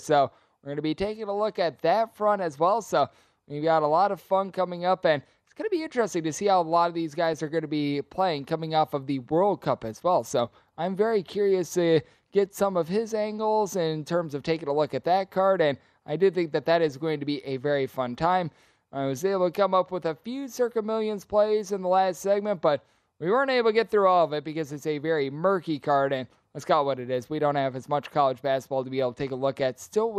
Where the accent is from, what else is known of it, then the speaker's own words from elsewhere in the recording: Wisconsin, United States; Going to be going up against my home state once again, I guess.